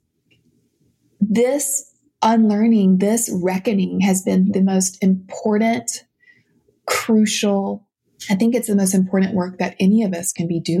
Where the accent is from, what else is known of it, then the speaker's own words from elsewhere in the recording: South Louisiana, United States; I grew up in South Louisiana, my dances mm-hmm. were segregated